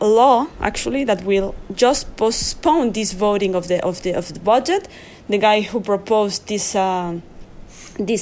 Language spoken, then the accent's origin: English; Mexico; now in Israel; I came from a country. I'm from Mexico.